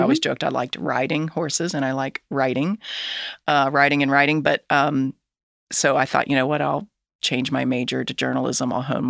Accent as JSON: {"language": "English", "town": "Edgewood", "region": "Kentucky", "country": "United States", "tie": "born or raised there", "said": "I did grow up in Northern Kentucky, Edgewood specifically."}